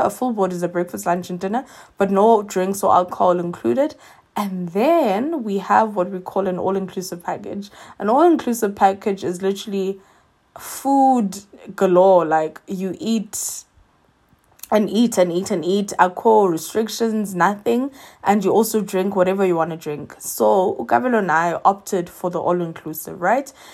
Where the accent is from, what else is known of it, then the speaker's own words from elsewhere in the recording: South Africa; as a South African, you end up having to now do four P C R tests